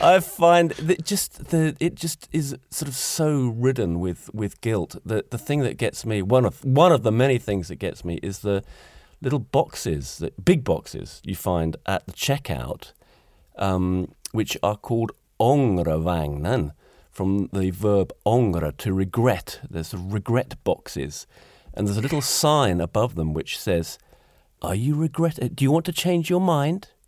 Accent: United Kingdom; moved away as an adult; now in Gothenburg, Sweden; I'm a Brit

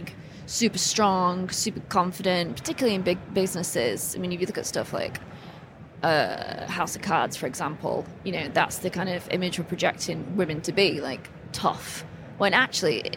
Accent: England, United Kingdom; born or raised there; moved away

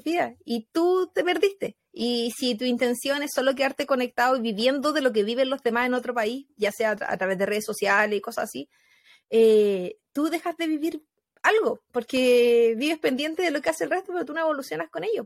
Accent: Chile; moved away; Como personas chilenas que vivimos en el extranjero

